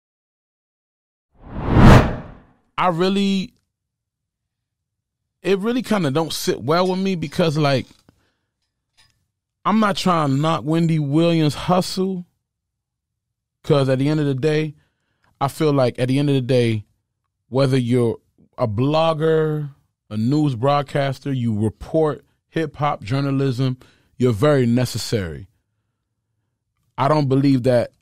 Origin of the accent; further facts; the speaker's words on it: Sarcelles, Île-de-France, France; moved away; in front of my uncle's television in Sarcelles, France